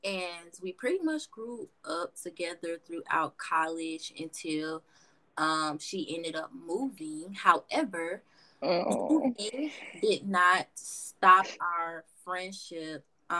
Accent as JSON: {"language": "English", "town": "Atlanta", "region": "Georgia", "country": "United States", "tie": "born or raised there", "also_born_or_lived": "Mississippi", "moved": "as an adult", "lives_now": "Montana, United States", "said": "I grew up in Atlanta. Okay, I was born in Mississippi. But I was raised in Atlanta, Georgia. Okay. I was born. I was raised in Atlanta, Georgia. And now I currently live"}